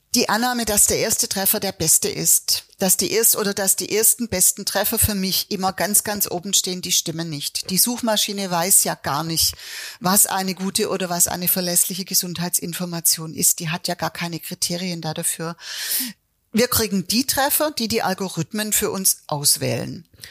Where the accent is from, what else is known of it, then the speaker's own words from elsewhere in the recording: Swabia, Germany; Jetzt bin ich in Schwaben geboren